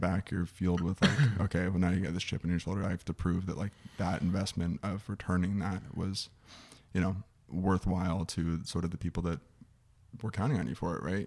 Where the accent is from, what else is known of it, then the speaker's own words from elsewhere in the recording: Scottsdale, Arizona, United States; I'm from here. I'm from Scottsdale, Arizona.